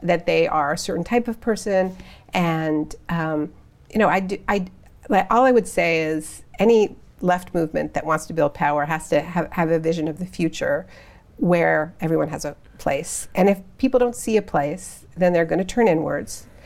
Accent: Canada; I'm Canadian.

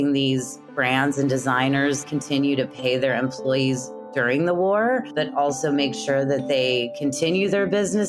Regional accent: Kansas City, Missouri, United States; I'm from Kansas City, actually. So I'm from the Midwest

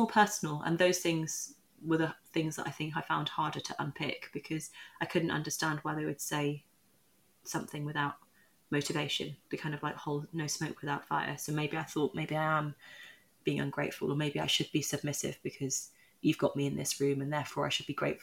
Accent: Newcastle upon Tyne, North East England, United Kingdom; I also was a mixed race girl growing up in Newcastle at a time where I was the only mixed race person in my class

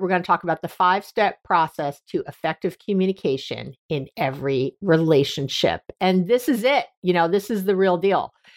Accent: New York, United States; also born or lived in Northern California; now in San Francisco area, United States; I'm from New York originally and here in Northern California where I live, right outside San Francisco

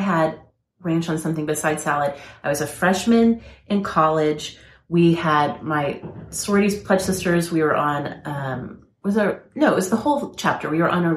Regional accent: Oklahoma, United States; I was raised in Oklahoma too

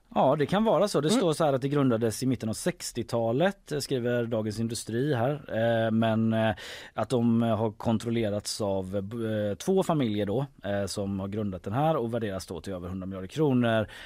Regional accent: Gothenburg, Västra Götaland, Sweden; i Haga där jag växte upp

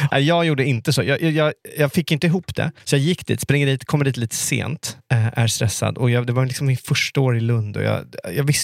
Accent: Greenwich, Connecticut, United States; jag bodde ute i Greenwich där jag växte upp. 45 minuter utanför med tåg

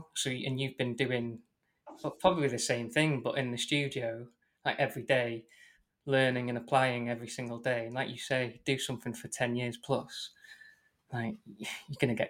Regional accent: Wales, United Kingdom; I grew up in North Wales, but like, not very Welsh North Wales.

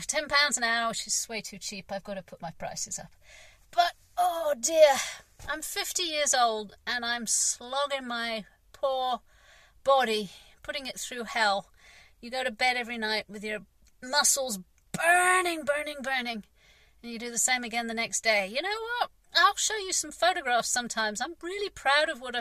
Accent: England, United Kingdom; I'm English. I'm British.

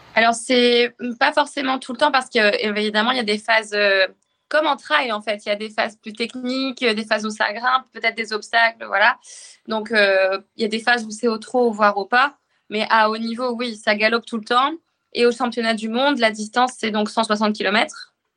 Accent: northern France, France; moved away as an adult; also born or lived in Arras / Rouen; now in Le Havre, France; Je suis originaire du nord de la France

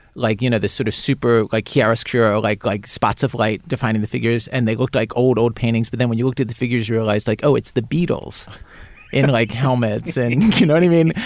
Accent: Baltimore, Maryland, United States; I'm from suburban Baltimore

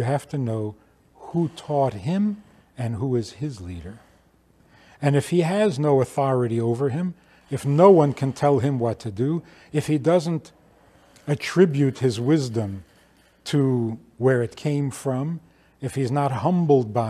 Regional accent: New York City, New York, United States; I was growing up in Crown Heights

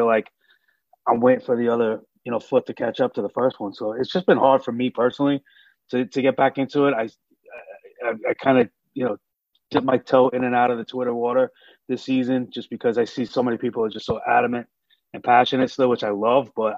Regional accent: New York City, New York, United States; growing up in Brooklyn

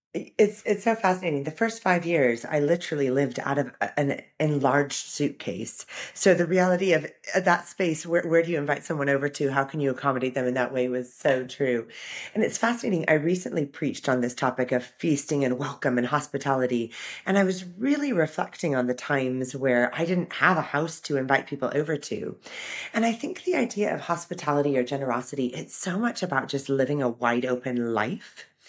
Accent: Orange County, California, United States; moved away as an adult; now in United Kingdom; I grew up in Orange County, California, surrounded by the sunshine

